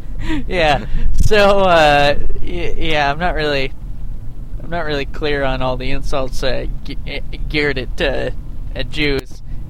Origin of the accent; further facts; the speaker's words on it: Vermont, United States; also born or lived in Canada; I grew up in Vermont with named …, and everyone knew I was from Canada.